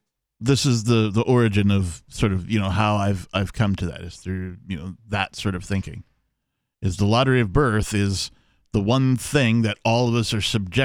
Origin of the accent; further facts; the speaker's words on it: Wisconsin, United States; I was born in Wisconsin